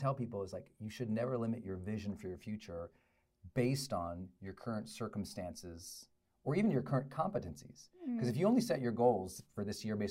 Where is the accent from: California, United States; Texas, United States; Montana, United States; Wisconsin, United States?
Montana, United States; Butte; also born or lived in Great Falls, Montana; where I grew up in Butte, Montana, and then Great Falls, Montana, men weren't very expressive.